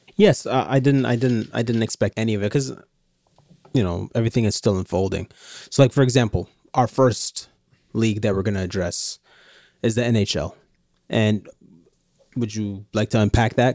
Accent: Canada; as a Canadian

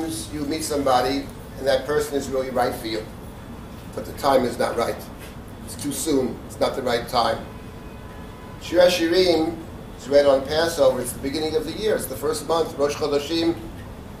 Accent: New York City, New York, United States; I grew up in the Jackson Heights, Queens

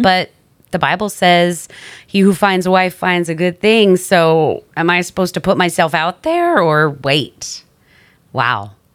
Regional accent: New York, United States; I'm from New York.

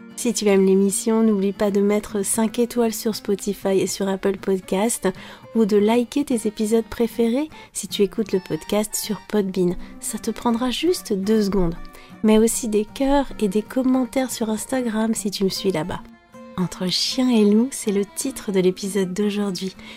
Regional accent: France

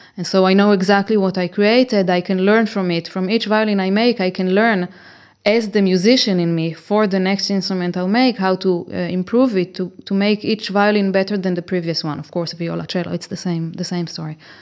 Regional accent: Israel; moved away as an adult; now in Cremona, Italy; I am originally from Israel

